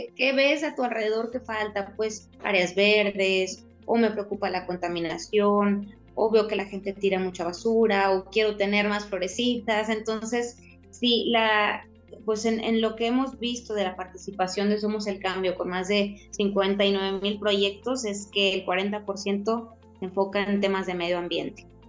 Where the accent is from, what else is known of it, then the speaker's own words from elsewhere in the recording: Tampico, Tamaulipas, Mexico; moved away as an adult; also born or lived in Mexico City; now in Monterrey, Mexico; nací en Ciudad de México, pero toda mi vida crecí en Tampico y desde hace 12 años vivo en Monterrey